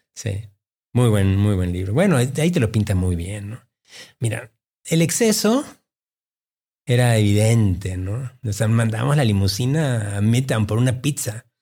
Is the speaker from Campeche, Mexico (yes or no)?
no; Mexico City, Mexico; also born or lived in Peru / Boston / New York; llegué a México a los ocho o 9 años. ¿no? Y, em, y toda mi formación, mi crianza es, eh, es mexicana, ¿no? Yo eh, me crié en la colonia San Angelín.